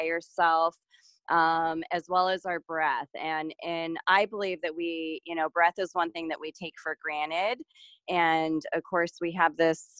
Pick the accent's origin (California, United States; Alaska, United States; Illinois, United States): California, United States; San Diego; I grew up in San Diego, California